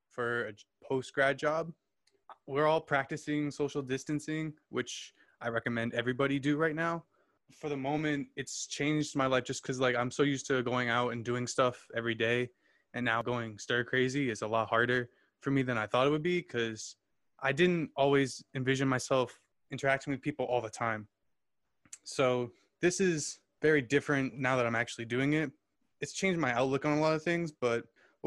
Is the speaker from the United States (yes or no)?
yes; New Hampshire, United States; also born or lived in Virginia; now in Massachusetts, United States; I'm from Massachusetts, lived there for a few years now, lived in New Hampshire before that.